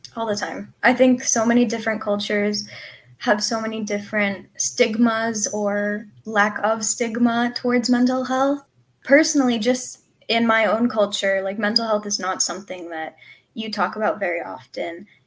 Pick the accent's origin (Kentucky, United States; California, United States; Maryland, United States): California, United States; Southern; I'm from Southern California